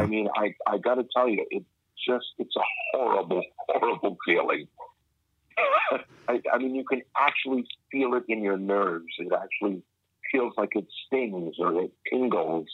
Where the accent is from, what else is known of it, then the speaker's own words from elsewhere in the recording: Woodstock, Ontario, Canada; also born or lived in Winnipeg, Manitoba; my parents they moved to, to Ontario, Canada, uh, and uh, because my my family, my on my dad's side, were were, were based there, and uh, so I grew up there just as a kid, uh, small town called Woodstock, Woodstock, Ontario